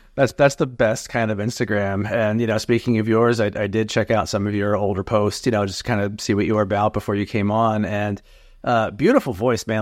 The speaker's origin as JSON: {"language": "English", "region": "New Jersey", "country": "United States", "tie": "born or raised there", "moved": "as an adult", "lives_now": "North Jersey, United States", "said": "I was born and raised in South Jersey, but I've been in North Jersey for a little over twenty years now"}